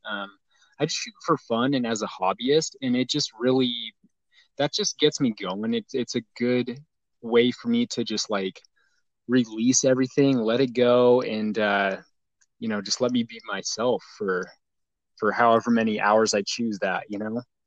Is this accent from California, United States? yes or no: no; Boise, Idaho, United States; I grew up in Boise, Idaho